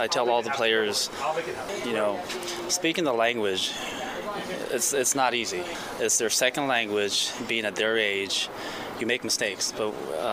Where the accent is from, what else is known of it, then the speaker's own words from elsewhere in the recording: Hawaii, United States; moved away as an adult; I'm from Hawaii, you know, this is how I've learned the language.